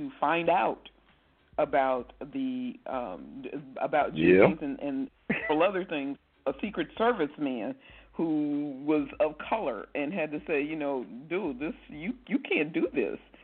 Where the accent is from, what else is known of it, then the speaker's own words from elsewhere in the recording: Midwest, United States; I'm from the Midwest, too